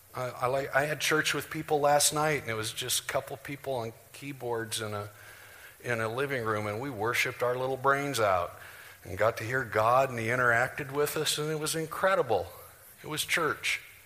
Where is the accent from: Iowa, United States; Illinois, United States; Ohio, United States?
Iowa, United States; Janesville; moved away; I'm from Janesville, Iowa.